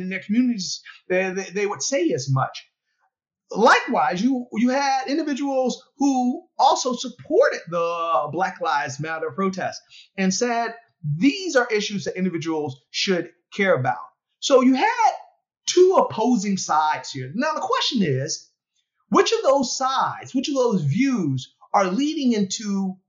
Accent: Philadelphia, Pennsylvania, United States; In Philadelphia, in my hometown

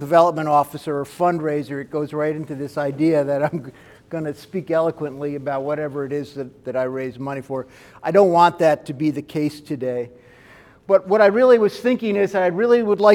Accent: Kerhonkson, New York, United States; also born or lived in Bedford Hills, New York; I grew up in a town called Kerhonkson, New York, which is actually kind of like in the foothills of the Catskills

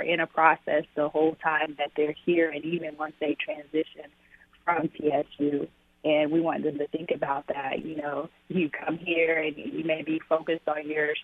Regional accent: Arkansas, United States; moved away; born and raised in Arkansas, so neighboring state

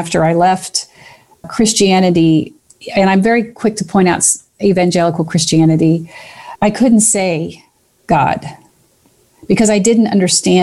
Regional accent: Kentucky, United States; I'm from Kentucky, so every once in a while, a hill which you climb to get up to the top becomes a heel

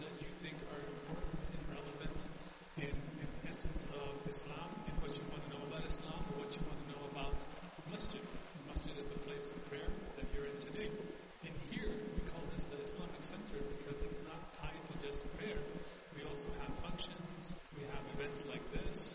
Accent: Afghanistan; now in Albuquerque, United States; I've been here since 1989, and I'm originally from Afghanistan

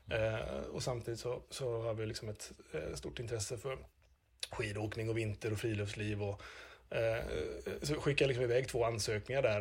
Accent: Gothenburg, Västra Götaland, Sweden; accent: Gothenburg dialect (göteborgska); now in Östersund, Sweden; jag kommer mycket riktigt från Göteborg

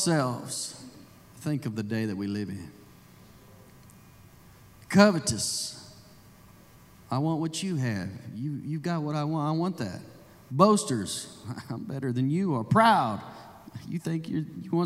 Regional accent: Indiana, United States; moved away; I'm from Indiana, so I'm somewhat Yankee too

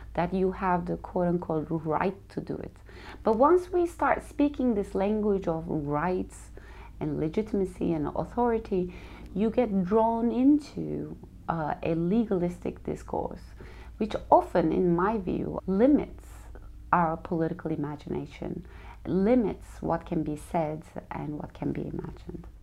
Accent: Turkey; moved away as an adult; also born or lived in New York City; I'm from Turkey

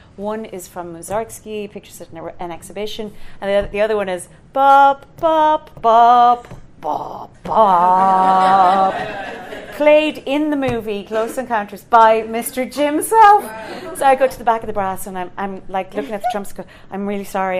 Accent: Ireland; I'm Irish

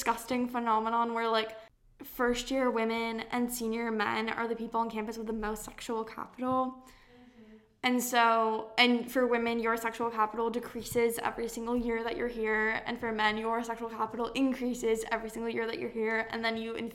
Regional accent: San Diego, California, United States; moved away as an adult; now in Maine, United States; I grew up in California, and my high school was really, it's in a town, or not town, it's in a, this is my little East Coast, I've been here for too long. It's in a part of San Diego called La Jolla

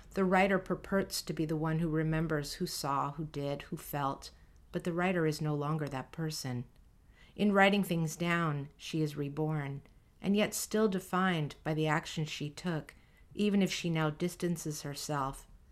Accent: San Francisco, California, United States; the kids who went to public school in San Francisco in the seventies and eighties

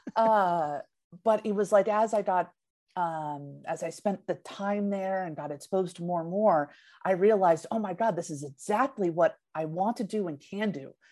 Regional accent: the Peninsula, California, United States; also born or lived in Redwood City; born and raised in the peninsula, and then we moved to Redwood City

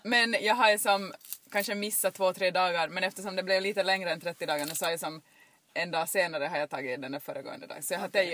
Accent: Jakobstad, Ostrobothnia, Finland; jag är uppväxt här eh, i Jakobstadstrakten, i bibelbältet

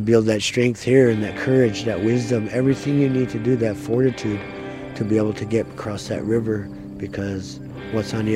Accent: Little Eagle, South Dakota, United States; And I'm from Standing Rock. I grew up in a place called Little Eagle, just south of here.

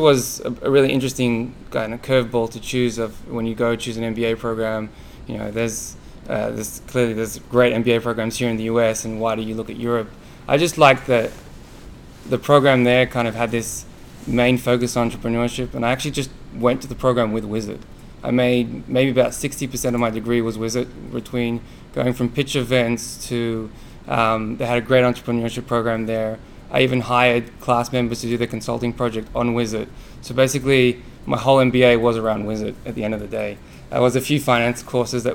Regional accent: Israel; moved away as an adult; also born or lived in Australia; now in United States; I was born in Australia and migrated to Israel, and Israel is a very entrepreneurial country. And even before I went to the military, as I finished my high school there

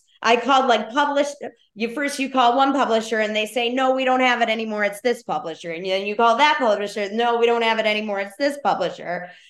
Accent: Chicago, Illinois, United States; I grew up in Chicago with a single parent.

